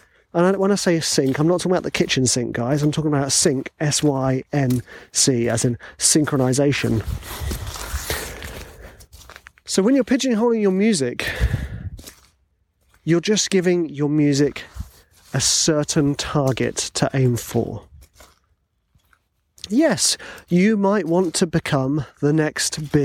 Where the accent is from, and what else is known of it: England, United Kingdom